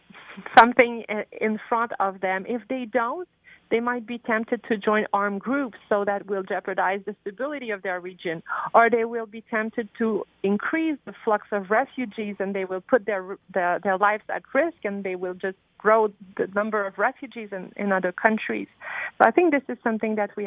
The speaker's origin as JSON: {"language": "English", "country": "Canada", "said": "as Canadian"}